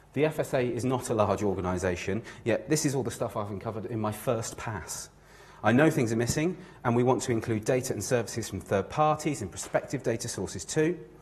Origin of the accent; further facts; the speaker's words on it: Newquay, South West England, United Kingdom; I grew up in Newquay, the home of UK surfing.